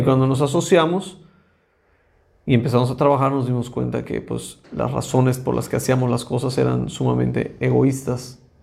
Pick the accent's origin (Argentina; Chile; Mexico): Mexico; como mexicanos o como latinoamericanos